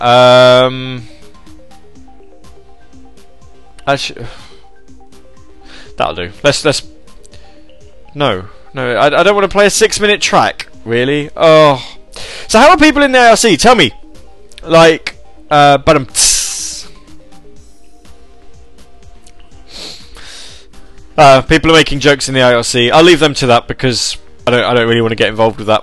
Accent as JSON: {"language": "English", "country": "United Kingdom", "said": "I'm in the UK. UK. I mean, I'm from the United Kingdom."}